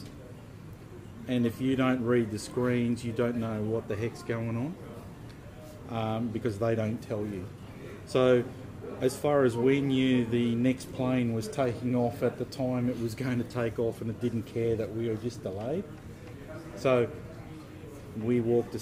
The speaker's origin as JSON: {"language": "English", "country": "Australia", "said": "from Australia"}